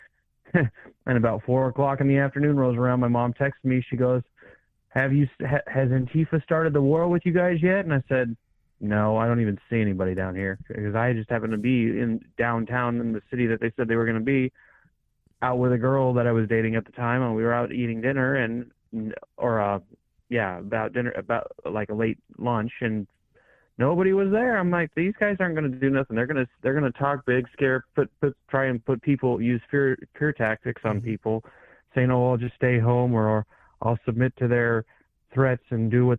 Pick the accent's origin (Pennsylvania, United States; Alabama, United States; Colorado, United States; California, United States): Colorado, United States; now in Iowa, United States; my home state of Colorado where I lived